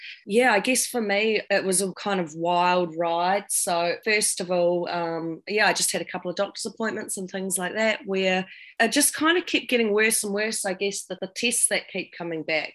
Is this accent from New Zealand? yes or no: yes; New Zealand; accent: down south voice; also born or lived in London; I come from New Zealand, as you can probably tell from my down south voice right now